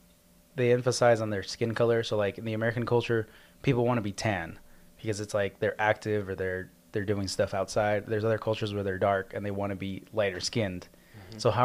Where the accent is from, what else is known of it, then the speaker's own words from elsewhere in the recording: Mexico; Yeah, so I'm from a Hispanic culture as well. I don't know how different it is because I'm from Mexico